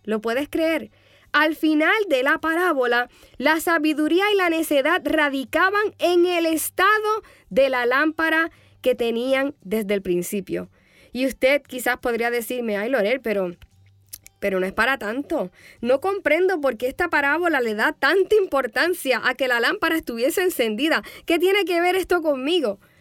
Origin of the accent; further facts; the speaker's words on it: Puerto Rico; moved away; cuando yo era más jovencita y ministraba en mi país, Puerto Rico.